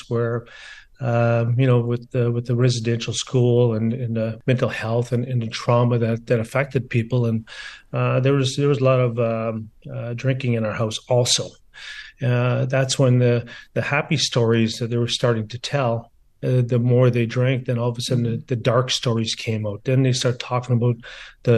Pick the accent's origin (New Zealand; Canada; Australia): Canada; Garden River, Ontario; also born or lived in Sault Ste. Marie, Ontario; growing up in Garden River, making that first sheet of ice in my backyard